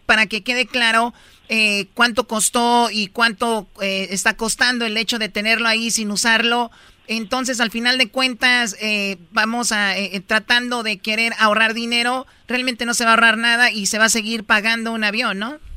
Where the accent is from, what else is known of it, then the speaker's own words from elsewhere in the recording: Mexico; somos mexicanos